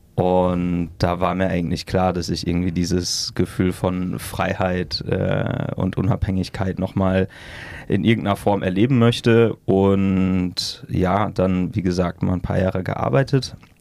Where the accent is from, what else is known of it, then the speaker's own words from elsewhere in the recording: near Münster, North Rhine-Westphalia, Germany; moved away as an adult; now in Berlin, Germany; ich komme aus der Nähe von Münster, ähm, so ein Dorf, was die meisten Münsteraner auch nicht kennen, deswegen sagen wir einfach Münster